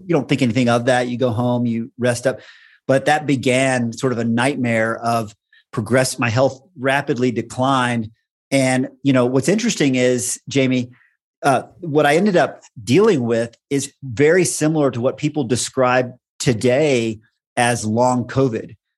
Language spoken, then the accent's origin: English; Texas, United States; moved away as an adult; now in Boulder, United States; I grew up in Texas, had most of my career in Texas